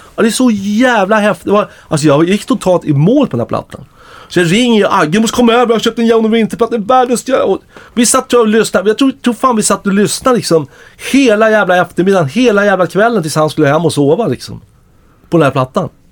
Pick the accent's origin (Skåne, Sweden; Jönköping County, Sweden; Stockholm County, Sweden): Stockholm County, Sweden; Stockholm; under hela min uppväxt liksom i norra Ängby